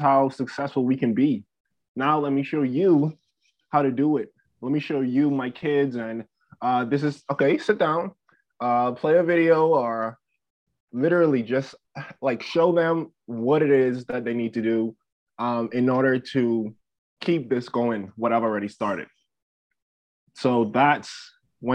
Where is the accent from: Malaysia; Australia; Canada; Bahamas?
Bahamas; now in South Dakota, United States; I grew up in the Bahamas